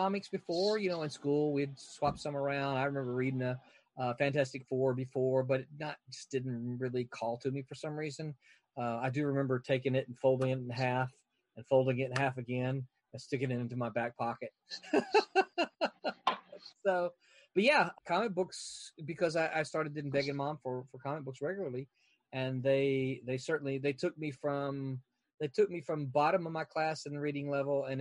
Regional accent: Mississippi, United States; I grew up in Mississippi

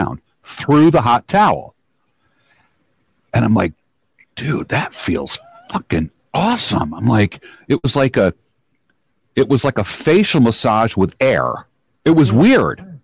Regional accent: New York, United States; moved away as an adult; now in Philadelphia, United States; I live in Philadelphia. I am from New York

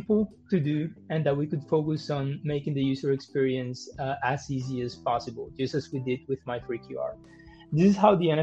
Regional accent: Colombia; moved away; also born or lived in Germany / Geneva; I'm from Colombia

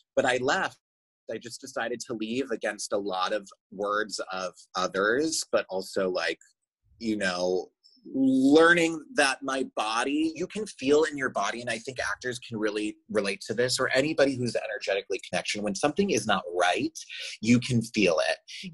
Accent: Chicago, Illinois, United States; moved away as an adult; also born or lived in Michigan; now in Los Angeles, United States; I'm from Chicago

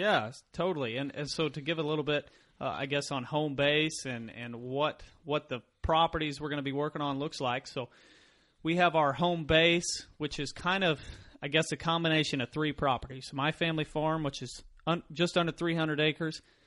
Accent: Mansfield, Missouri, United States; I grew up in Mansfield, Missouri, Home of Laura Ingalls Wilder

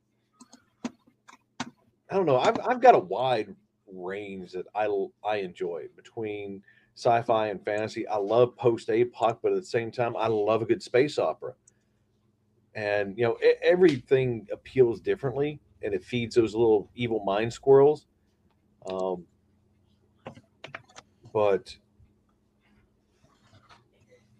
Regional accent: Southern West Virginia, United States; Growing up in Southern West Virginia

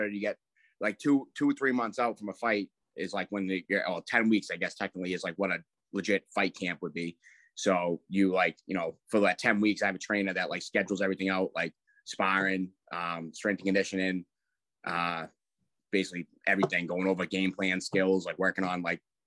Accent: Braintree, Massachusetts, United States; They took a bus from Braintree, where we're from

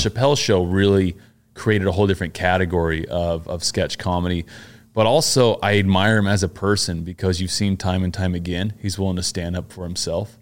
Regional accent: Pleasant Grove, Utah, United States; moved away as an adult; also born or lived in Mapleton, Utah / New York City; now in Los Angeles, United States; I grew up in Pleasant Grove and Mapleton, Utah, which are little towns

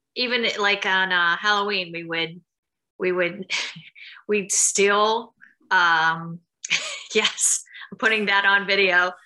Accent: Mount Pleasant, Pennsylvania, United States; moved away; also born or lived in Florida / California / New Zealand; I grew up in Mount Pleasant, Pennsylvania, Nowheresville, I like to say, like an out, an hour outside of Pittsburgh

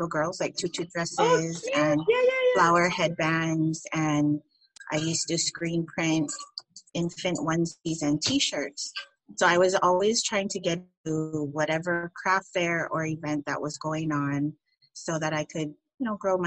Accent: California, United States; now in Maui, United States; I live on Maui, but I was born and raised in California

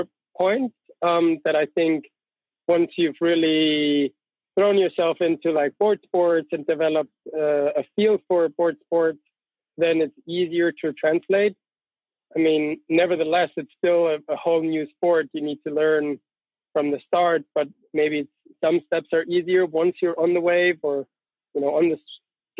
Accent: near Austria and Switzerland, Bavaria, Germany; moved away as an adult; now in Innsbruck, Austria; Yes, I'm from Germany. Actually, all the way down south, close to Austria and Switzerland in that triangle. So where the Alps really start, that's where I grew up.

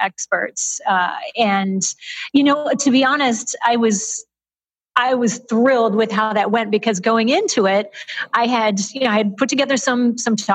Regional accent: Michigan, United States; moved away as an adult; also born or lived in San Francisco; I'm now based out of my home state of Michigan

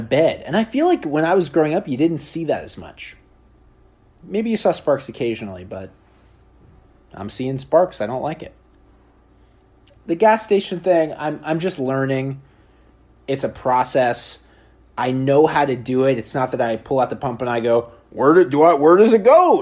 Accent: Oregon, United States; now in New York, United States; I grew up in Oregon

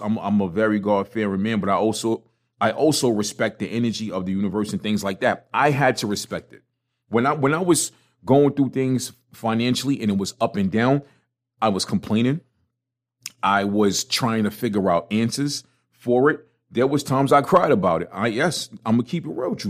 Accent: New York City, New York, United States; I, I, was born and raised in a one bedroom apartment in Brooklyn

